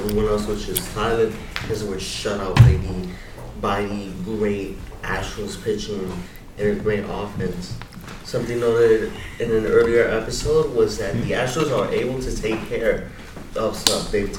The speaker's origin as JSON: {"language": "English", "region": "New York", "country": "United States", "said": "We hail from New York."}